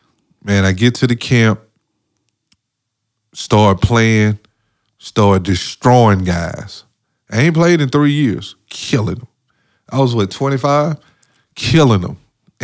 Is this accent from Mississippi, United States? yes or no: yes; Mississippi, United States; I'm from Mississippi. Ain't no mountains.